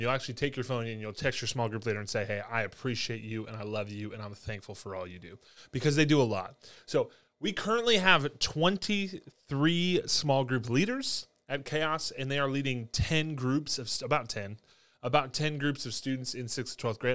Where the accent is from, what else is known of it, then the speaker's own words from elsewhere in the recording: Binghamton, New York, United States; moved away; I grew up in Binghamton, New York, Fessel, New York, actually, is where I grew up, the greater, greater Binghamton area